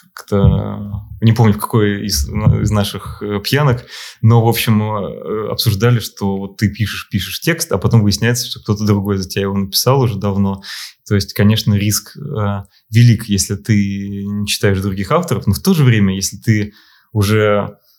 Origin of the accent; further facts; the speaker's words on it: Moscow, Russia; also born or lived in Saint Petersburg; я москвич